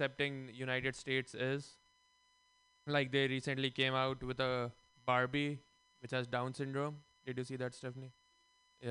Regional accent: India; moved away; I'm Indian, if my voice and color doesn't give that away. And growing up in India

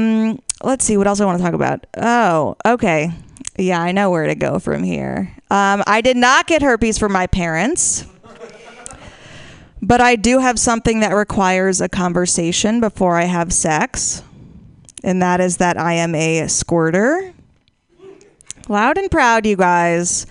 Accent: Washington, District of Columbia, United States; moved away; I'm from Washington, D.C.

